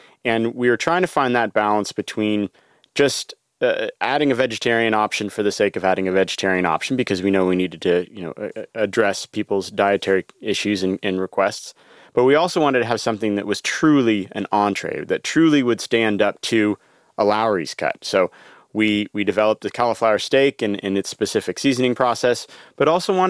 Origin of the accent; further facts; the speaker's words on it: Northern California, United States; I grew up in Northern California where my parents settled